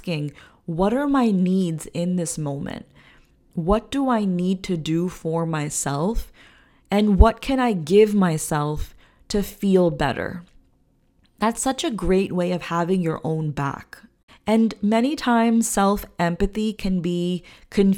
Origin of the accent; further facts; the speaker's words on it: India; I'm an Indian woman